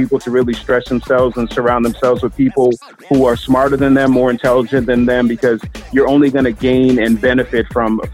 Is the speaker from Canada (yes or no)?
no; Boston, Massachusetts, United States; now in Philadelphia, United States; I'm originally from the Boston area